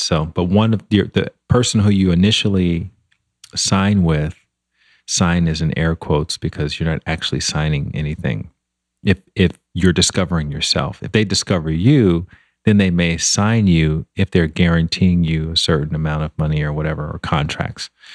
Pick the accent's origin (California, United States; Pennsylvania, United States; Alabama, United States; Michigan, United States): Alabama, United States; Montgomery; moved away as an adult; also born or lived in Washington, D.C. / Chicago; now in Los Angeles, United States; I grew up in Montgomery, Alabama, which is kind of a small town